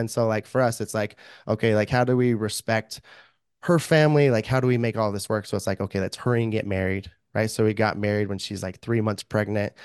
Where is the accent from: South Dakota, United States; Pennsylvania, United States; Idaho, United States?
Idaho, United States; moved away as an adult; now in Saint George, United States; I grew up, born and raised in Idaho and only lived down in southern Utah where it's, in the desert, decent amount warmer. for, like, the last three years